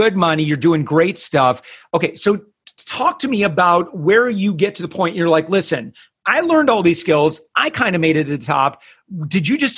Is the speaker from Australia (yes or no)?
no; West Michigan, United States; as a kid in growing up in West Michigan